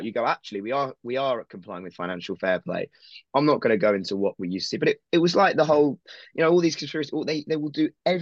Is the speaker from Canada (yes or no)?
no; United Kingdom; I'm a Southerner.